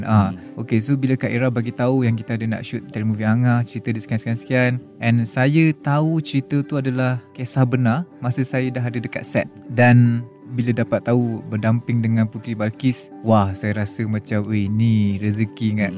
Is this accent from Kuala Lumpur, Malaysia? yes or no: yes; Kuala Lumpur, Malaysia; also born or lived in Sungai Petani, Kedah / Segamat, Johor; saya berasal daripada AU3 Keramat KL kampung di Sungai Petani di Tikam